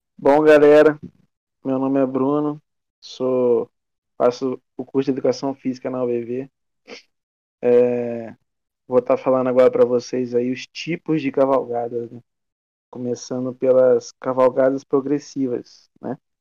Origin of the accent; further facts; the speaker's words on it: Castelo, Espírito Santo, Brazil; eu sou de Castelo, né? Espírito Santo